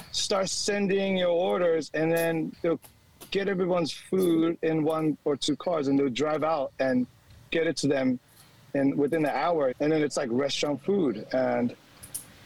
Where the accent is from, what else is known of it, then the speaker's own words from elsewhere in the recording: California, United States; now in Sydney, Australia; I'm an American coming from California.